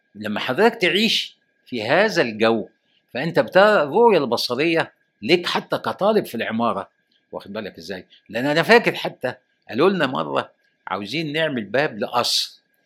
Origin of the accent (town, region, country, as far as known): Egypt